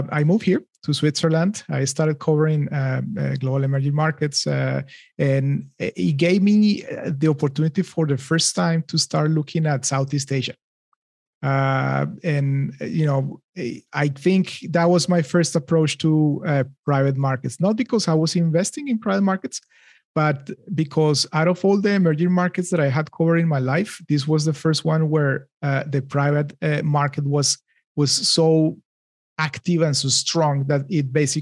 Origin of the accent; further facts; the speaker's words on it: Bogota, Colombia; moved away as an adult; also born or lived in Boston; I am from Colombia. So I grew up in Bogota